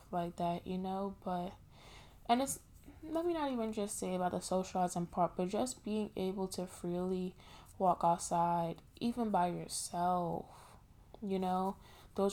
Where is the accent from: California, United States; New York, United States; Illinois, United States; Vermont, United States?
New York, United States; I'm from New York